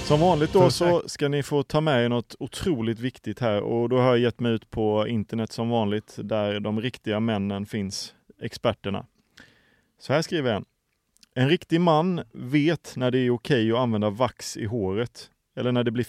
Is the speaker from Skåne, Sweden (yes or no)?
no; Falkenberg, Halland County, Sweden; Ja, jag är från Falkenberg, västkusten då.